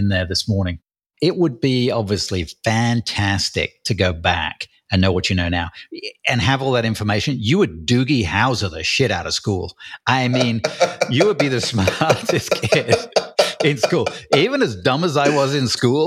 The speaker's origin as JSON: {"language": "English", "region": "England", "country": "United Kingdom", "said": "I'm English, so I write in UK English."}